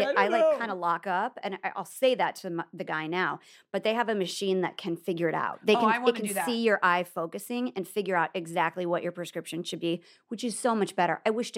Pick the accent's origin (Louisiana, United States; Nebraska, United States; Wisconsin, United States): Nebraska, United States; Well, I'm from Nebraska.